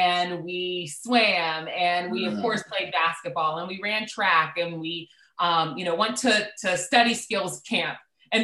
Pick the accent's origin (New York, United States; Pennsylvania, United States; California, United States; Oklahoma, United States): Pennsylvania, United States; Pittsburgh; I'm a Pittsburgh girl, born and raised.